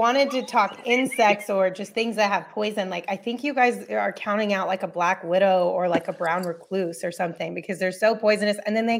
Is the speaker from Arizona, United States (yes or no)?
yes; Sierra Vista, Arizona, United States; I'm from Sierra Vista, and Sierra Vista has vinegaroon.